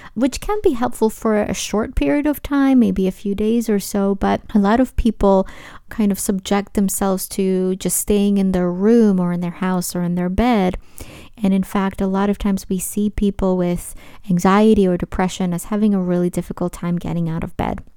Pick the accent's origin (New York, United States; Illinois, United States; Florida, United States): New York, United States; New York City; a young teenager from Brooklyn, my hometown